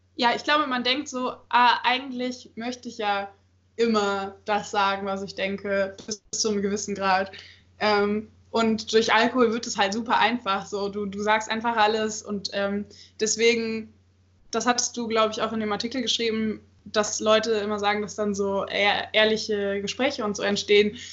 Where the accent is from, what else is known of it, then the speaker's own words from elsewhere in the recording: Cologne, North Rhine-Westphalia, Germany; now in Magdeburg, Germany; ich komme eigentlich aus Köln